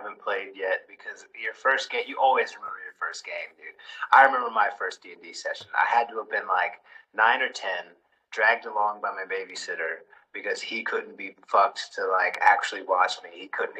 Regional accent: United States; moved away as an adult; also born or lived in Poland; now in United Kingdom; I'm over in the UK. I know I'm American, but, I live in the UK at the moment.

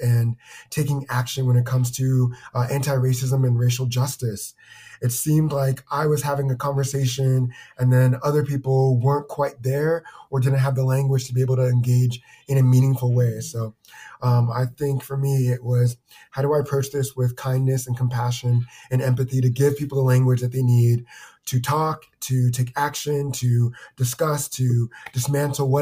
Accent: Cincinnati, Ohio, United States; also born or lived in Centreville, Virginia / Vermont / Kent, Ohio; now in Columbus, United States; Spent most of my time in the suburbs of Cincinna

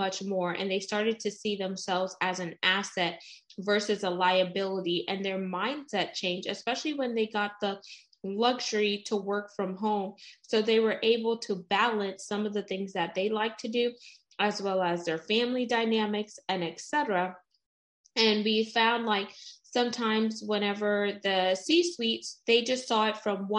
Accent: United States; I'm first generation American. So my mom is West Indian. She's from St. Vincent and the Grenadines

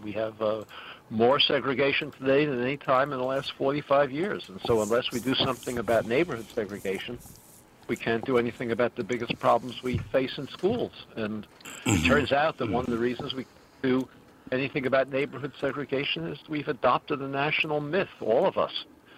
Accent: New York City, New York, United States; New York. Queens.

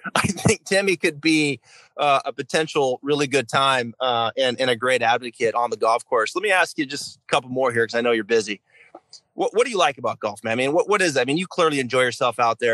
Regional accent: the Northwest, Pacific Northwest, United States; I'm a diehard Seahawk fan growing up in the Northwest.

